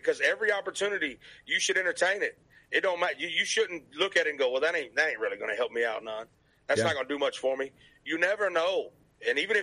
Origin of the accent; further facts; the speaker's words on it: Arkansas, United States; accent: Southern; also born or lived in Memphis, Tennessee; now in Nashville, United States; I was born in Memphis, Tennessee, raised in Arkansas